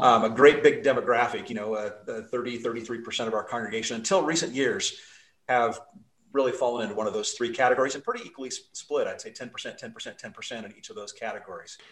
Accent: Salt Lake City, Utah, United States; now in Idaho, United States; I grew up in Salt Lake City

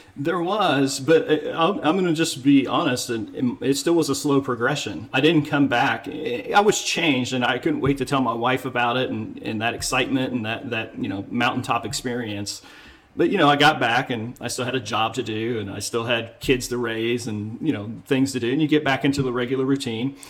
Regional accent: United States; Being an American

